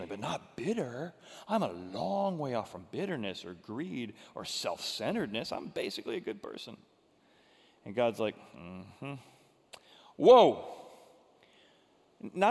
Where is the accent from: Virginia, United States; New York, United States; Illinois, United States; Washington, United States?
Illinois, United States; Groveland; I grew up in Groveland, Illinois, where they had horses that you could rent